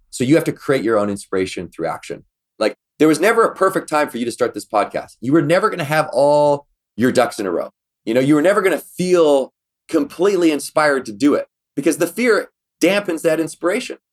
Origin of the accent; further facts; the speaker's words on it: Victoria, British Columbia, Canada; in Victoria, B C, where we grew up in Canada